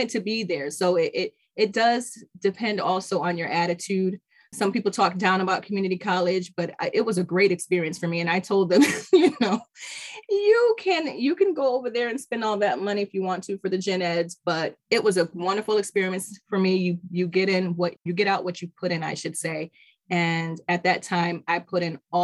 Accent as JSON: {"language": "English", "town": "Middletown", "country": "United States", "tie": "born or raised there", "said": "I've grown up in Middletown. I was born in Middletown"}